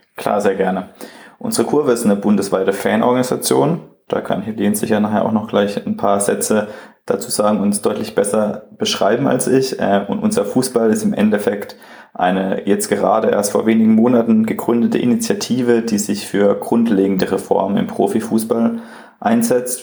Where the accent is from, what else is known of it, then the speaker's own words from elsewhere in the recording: Freiburg, Baden-Württemberg, Germany; ich komme auch aus Freiburg